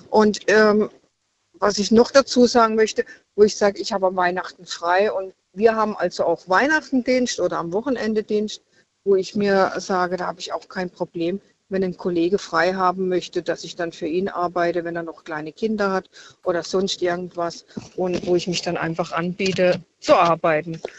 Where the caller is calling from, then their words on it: Freiburg, Baden-Württemberg, Germany; Ich bin aus Freiburg.